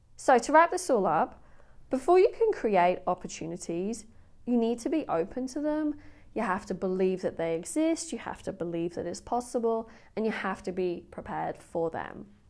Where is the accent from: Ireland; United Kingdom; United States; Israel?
United Kingdom; England; I'm English